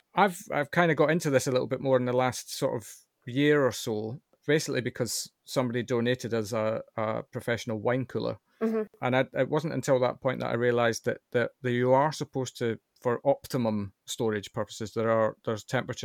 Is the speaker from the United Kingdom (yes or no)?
yes; United Kingdom; I'm British, right?